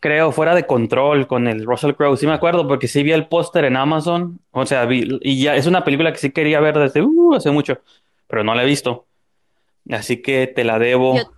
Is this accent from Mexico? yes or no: yes; Mexico; como mexicano. Siempre tenemos que pedir disculpas de todo